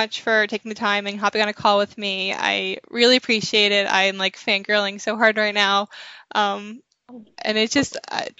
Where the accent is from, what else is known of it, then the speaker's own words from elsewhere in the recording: Long Island, New York, United States; Yeah, because I'm from Long Island, but I live in the city like half the time. I'm always home with my mom in Long Island